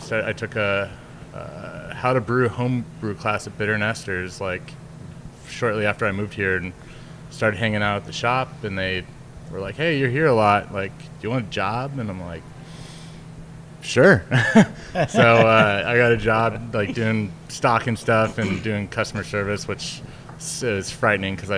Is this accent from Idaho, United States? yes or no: yes; Boise, Idaho, United States; moved away as an adult; also born or lived in California / Chico, California / San Diego, California; now in New York City, United States; I grew up in Boise, Idaho, and was born in California, grew up in Boise, Idaho.